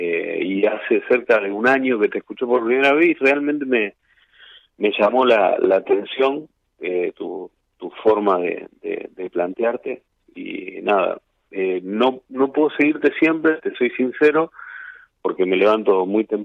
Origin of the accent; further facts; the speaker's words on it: Villa Gobernador Gálvez, Santa Fe, Argentina; Este, soy de Villa Gornador Gálvez, eh, Rosario, al sur está una ciudad que se llama Villa Gobernador Galvez.